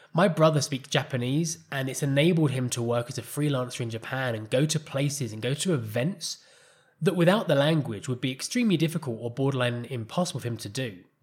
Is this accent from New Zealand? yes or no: no; England, United Kingdom; first language English; moved away as an adult; also born or lived in Costa Rica; now in Colombia; as an English person